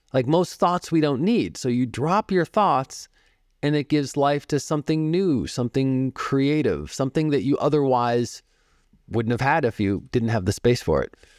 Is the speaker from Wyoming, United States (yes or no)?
no; Boston, Massachusetts, United States; now in Phoenix, United States; I grew up in the Boston area. I live in Phoenix now